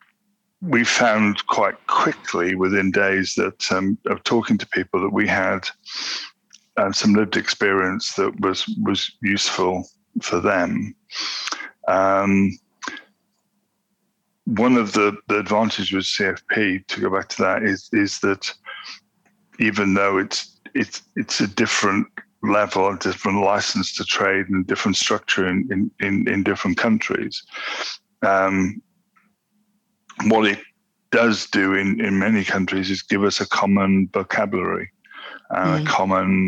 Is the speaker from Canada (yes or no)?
no; South Africa; now in United Kingdom; I grew up in South Africa